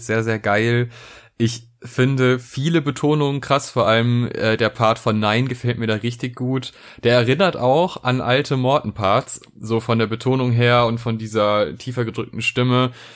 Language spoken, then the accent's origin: German; Neuss, North Rhine-Westphalia, Germany; also born or lived in Bonn; ich komme nicht aus Köln, aber Neuss und Bonn sind auf jeden Fall Städte, die um Köln herumliegen und da ist man natürlich auch äh, gut als Neusser zwischen Alt und Kölsch sozialisiert